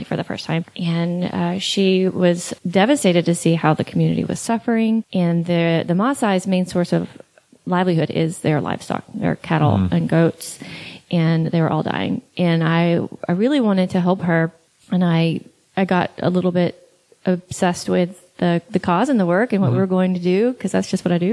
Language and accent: English; East Texas, United States; I'm from East Texas